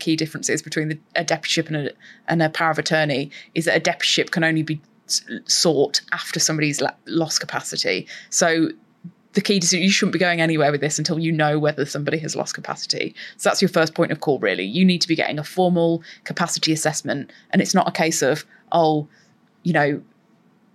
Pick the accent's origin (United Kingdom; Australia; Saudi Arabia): United Kingdom; as British people